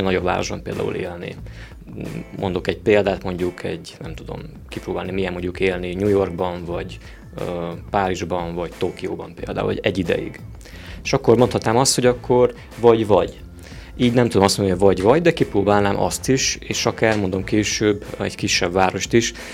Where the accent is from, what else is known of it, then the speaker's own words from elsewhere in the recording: Oradea, Bihor County, Romania; én is ott születtem. Még így is van olyan, hogy kicsinek érzem azt a városom